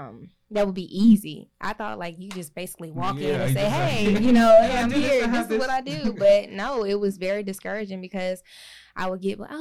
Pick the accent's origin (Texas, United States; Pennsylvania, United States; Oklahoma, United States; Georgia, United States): Oklahoma, United States; now in Charlotte, United States; I'm originally from Oklahoma, but I've been here since 99.